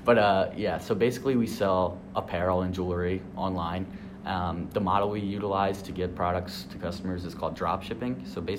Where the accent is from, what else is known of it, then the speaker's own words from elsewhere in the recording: Media, Pennsylvania, United States; also born or lived in Boyertown, Pennsylvania / Pittsburgh, Pennsylvania; I'm from Media, Pennsylvania, which is Philadelphia, in quotes, but not really, out in the suburbs. I was born there. I went to high school in Philadelphia, Boyertown